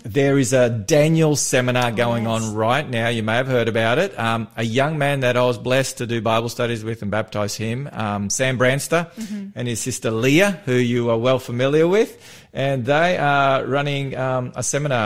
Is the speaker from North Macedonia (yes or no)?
yes; North Macedonia; I'm from Macedonia